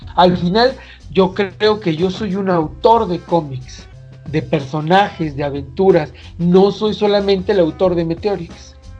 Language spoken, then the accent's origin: Spanish; Mexico; nuestra cultura y nuestra esencia como mexicanos